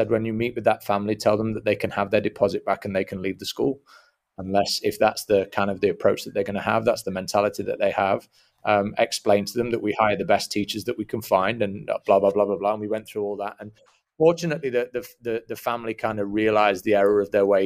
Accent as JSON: {"language": "English", "town": "Atlanta", "region": "Georgia", "country": "United States", "said": "I'm from Atlanta, if that if that's what you mean."}